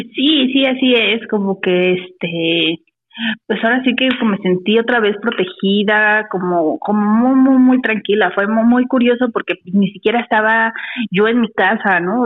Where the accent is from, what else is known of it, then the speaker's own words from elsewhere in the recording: Mexico City, Mexico; now in Morelia, Mexico; Ahorita estoy aquí en Morelia, pero yo soy de la Ciudad de México